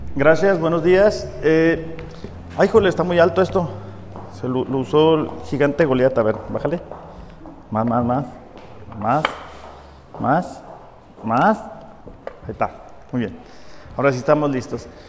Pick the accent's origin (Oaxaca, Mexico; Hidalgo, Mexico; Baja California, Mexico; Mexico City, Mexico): Baja California, Mexico; Mexicali; moved away as an adult; yo soy de Mexicali